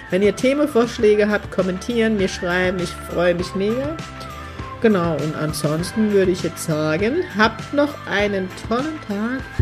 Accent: Heidelberg, Baden-Württemberg, Germany; ersten Workshop starten, auch im schönen Heidelberg. Ich dachte, ich bin mutig und verkack's gleich in meiner Heimat.

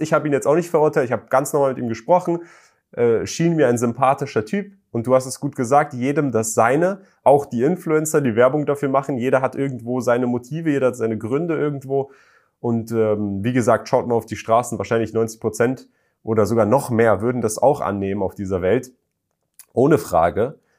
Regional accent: Germany; ich komme aus Deutschland

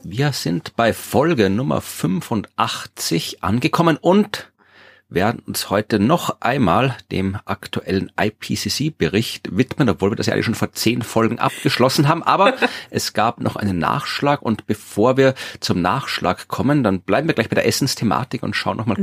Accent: Austria; Hier bei uns in Österreich

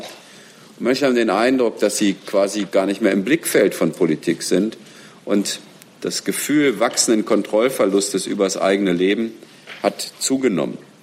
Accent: Germany; wir als Deutsche

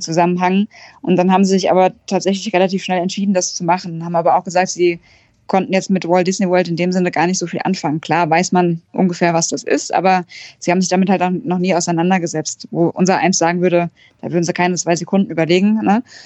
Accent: near Frankfurt, Hesse, Germany; ich komme aus der Nähe von Frankfurt

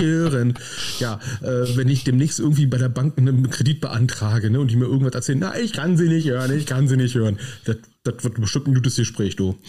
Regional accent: Berlin, Germany; wie ich es als Berliner ausspreche.

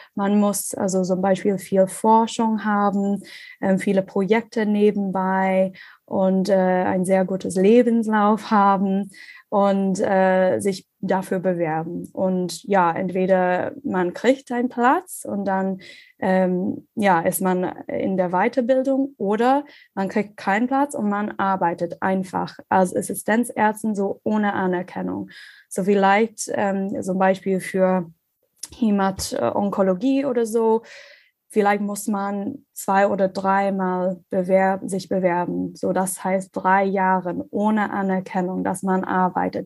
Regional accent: Ireland; German is a second language; moved away as an adult; also born or lived in Australia; now in Germany; ich komme ursprünglich aus Irland

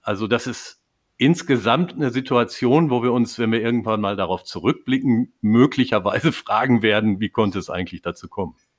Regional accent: North Rhine-Westphalia, Germany; als Westfale

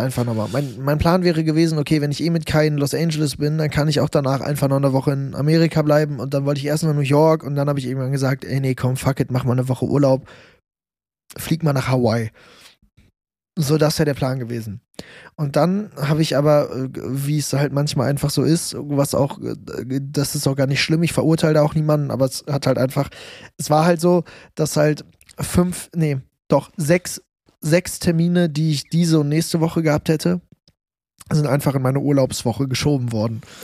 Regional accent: Germany; das war bei in Deutschland, bei mir in meinem Hometown.

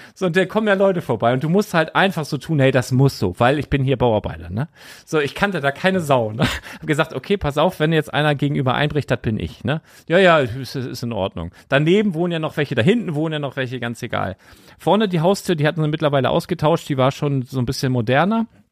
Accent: Lüneburg, Lower Saxony, Germany; also born or lived in Bardowick; ich bin ja in Lüneburg geboren und habe dann von 0 bis 5 hier in Badewig in einem ganz alten Haus gewohnt

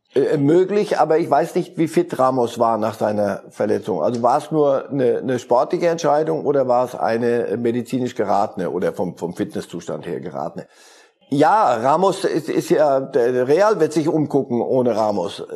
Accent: Switzerland; Als Schweizer

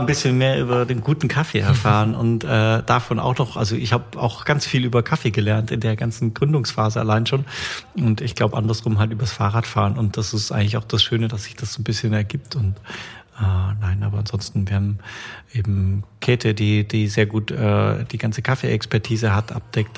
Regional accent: Bavaria, Germany; now in Stuttgart, Germany; ich komme ja ursprünglich aus Bayern

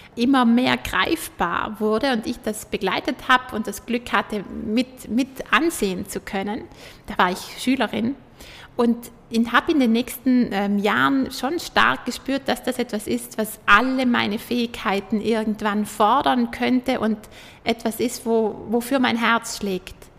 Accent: Juval Castle, South Tyrol, Trentino-Alto Adige, Italy; Schloss Juwal, wo ich aufgewachsen bin

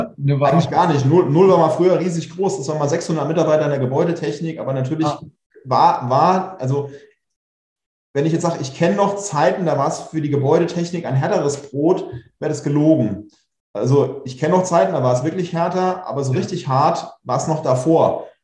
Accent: Pfungstadt, Hesse, Germany; also born or lived in Darmstadt; groß geworden in, äh, in Funkstadt

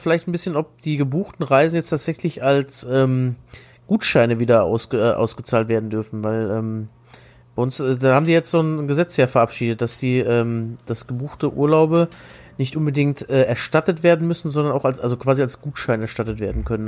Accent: Germany; wir mittendurch als Deutsche

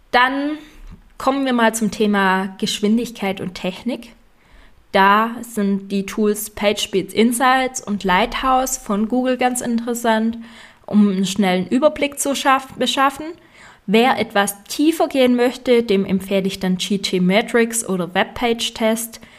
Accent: Swabia, Germany; Und ich als Schwabe empfehle dir Lifetime-Version

